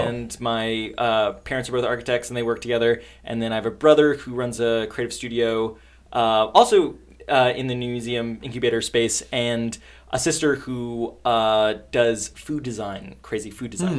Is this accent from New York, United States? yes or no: yes; New York City, New York, United States; I am from New York. I uh, grew up in Long Island, Queens